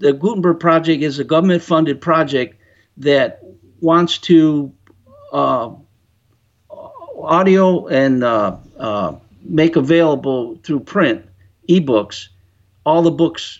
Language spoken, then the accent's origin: English; Chicago, Illinois, United States; I'm from Chicago area